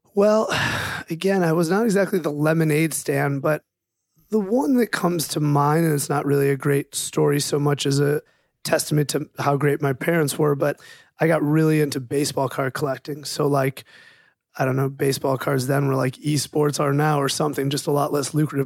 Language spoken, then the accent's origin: English; Chicago, Illinois, United States; also born or lived in Cleveland, Ohio; I am, was born in Cleveland, Ohio, but left when I was a little over two years older than my brother. So left Before he was a year old, so let's say I left when I was about three, he was about one, moved to Chicago, which is basically where I grew up